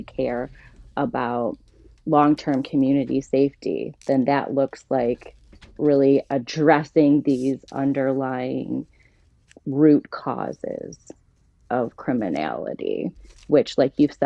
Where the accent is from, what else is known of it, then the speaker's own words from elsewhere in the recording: Toledo, Ohio, United States; also born or lived in Indianapolis; I'm from Toledo, born and raised.